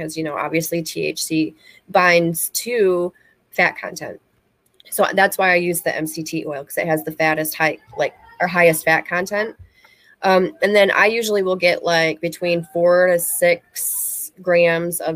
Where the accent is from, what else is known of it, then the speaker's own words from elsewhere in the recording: Michigan, United States; moved away as an adult; now in Florida, United States; I'm from Michigan originally, so we were allowed to grow